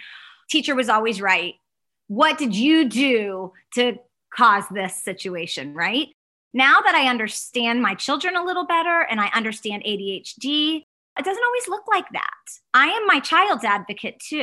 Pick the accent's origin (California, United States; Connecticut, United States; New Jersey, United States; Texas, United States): Texas, United States; Dallas; I am from Dallas. I live in Dallas, Texas